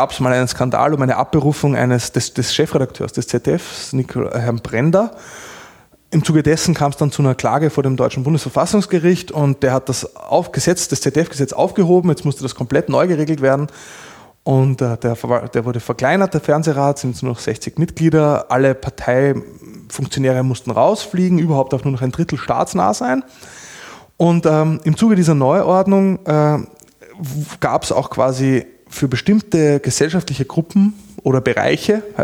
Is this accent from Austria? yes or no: yes; Austria; außerdem bin ich Österreicher.